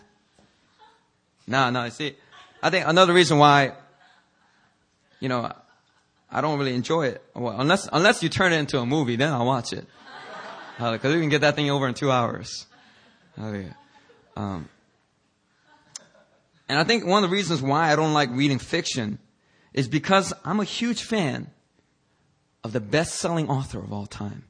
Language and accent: English; Philadelphia, Pennsylvania, United States; I grew up in Philadelphia